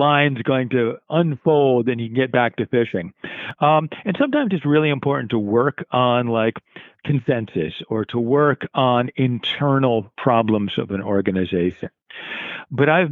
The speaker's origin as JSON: {"language": "English", "region": "Connecticut shoreline", "country": "United States", "tie": "born or raised there", "moved": "as an adult", "lives_now": "Cape Cod, United States", "said": "I grew up on the Connecticut shoreline"}